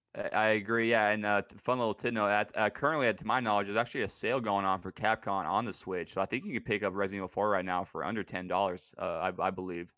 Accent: Pacific Northwest, United States; also born or lived in Seattle, Washington; I was born and raised in the Pacific Northwest. Uh, I'm still living here currently in Seattle, Washington

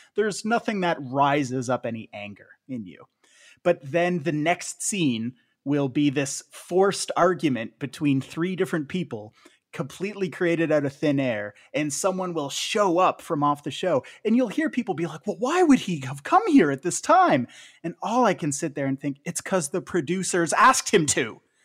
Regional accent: Canada; as a Canadian

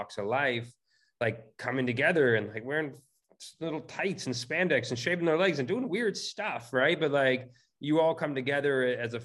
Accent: California, United States; I'm born and raised in California, still live out here

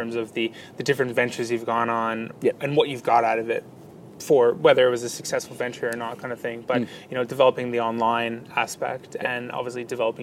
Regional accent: Canada; now in Australia; coming from North America, coming from Canada

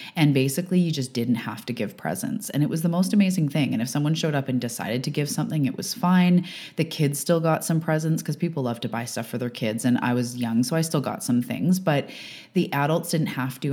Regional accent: Canada; I'm a Canadian living on the west coast of Canada

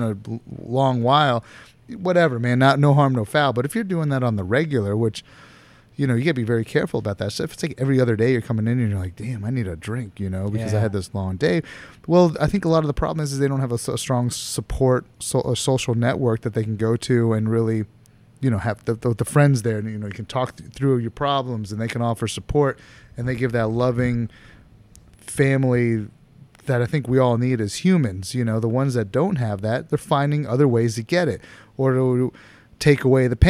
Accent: Florida, United States; I grew up in Florida

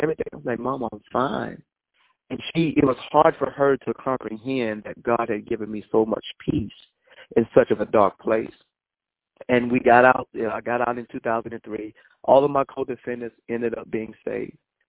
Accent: Colombia; I am from Colombia. Well, it's a little town right next to Colombia. It's called Hawkins.

